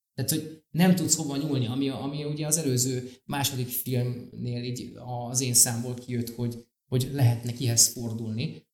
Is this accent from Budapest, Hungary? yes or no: yes; Budapest, Hungary; én a nyolc kerben nőttem föl